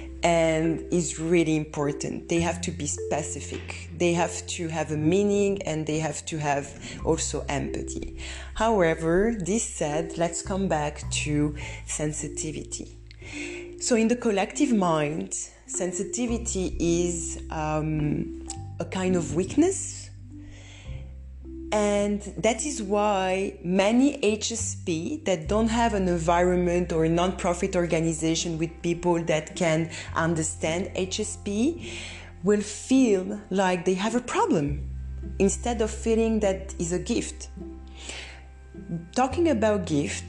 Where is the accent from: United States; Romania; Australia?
Romania; moved away; I'm coming from Romania, where at that time we didn't talk about process